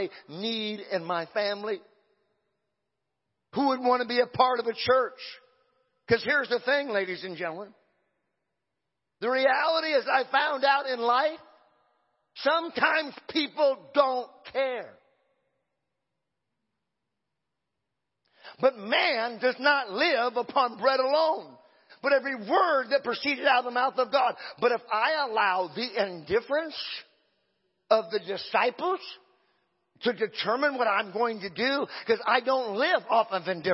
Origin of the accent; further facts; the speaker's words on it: Exeter, California, United States; I'm a hillbilly from Exeter